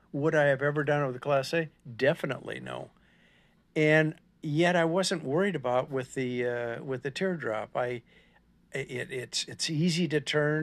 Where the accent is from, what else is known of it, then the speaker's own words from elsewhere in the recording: Minnesota, United States; moved away as an adult; now in Texas, United States; I'm from Minnesota